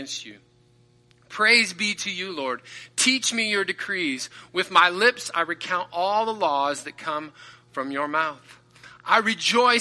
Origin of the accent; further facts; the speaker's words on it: southeast Kansas, United States; moved away; my hometown is in southeast Kansas